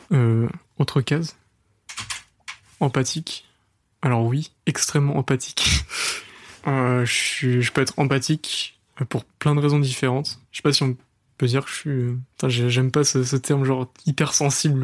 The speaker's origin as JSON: {"language": "French", "town": "Le Mans", "region": "Pays de la Loire", "country": "France", "said": "je suis pas de Paris, je suis du Mans"}